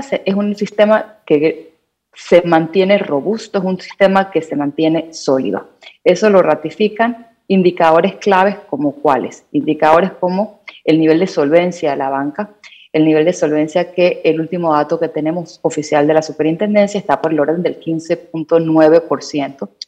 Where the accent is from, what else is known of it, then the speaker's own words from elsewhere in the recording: Panama; como panameños